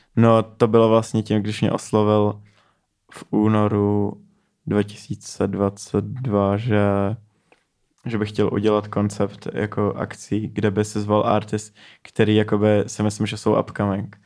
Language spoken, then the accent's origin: Czech; Neratovice, Central Bohemian Region, Czechia; jsem z Narotověc, to je prostě asi 20 minut